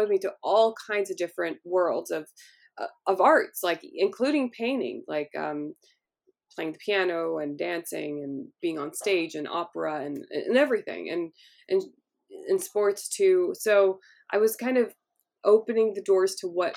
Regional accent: Los Angeles, California, United States; I grew up in Hollywood

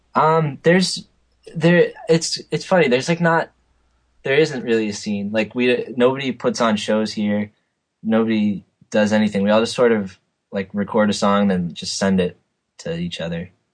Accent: North Andover, Massachusetts, United States; I'm from North Andover, a small town outside of Boston

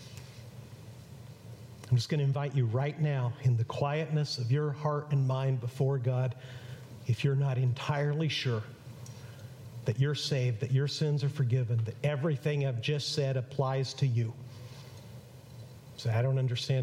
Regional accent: Mexico; moved away; I grew up in Mexico

